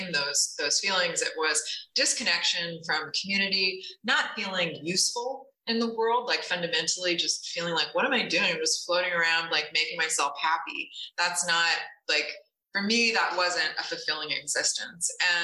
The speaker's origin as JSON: {"language": "English", "region": "Connecticut", "country": "United States", "tie": "born or raised there", "said": "I grew up in Connecticut in a rural area on a hobby farm"}